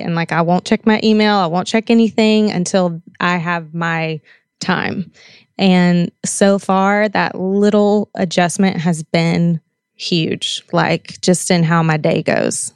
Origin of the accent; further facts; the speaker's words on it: the South, United States; I grew up in the South where, I mean, that's just what you did.